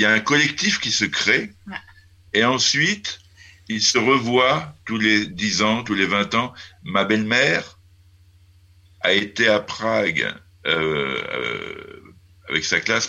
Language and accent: French; France; also born or lived in Moravia, Czech Republic; now in Czech Republic; je suis français